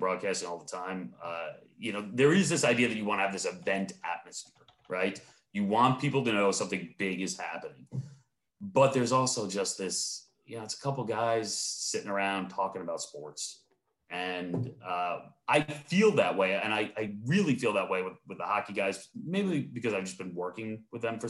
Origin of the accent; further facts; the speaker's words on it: Long Island, New York, United States; I grew up on Long Island